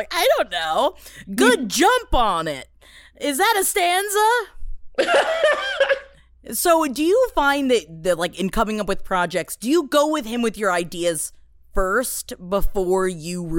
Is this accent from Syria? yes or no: no; New York City, New York, United States; moved away as an adult; I'm from Queens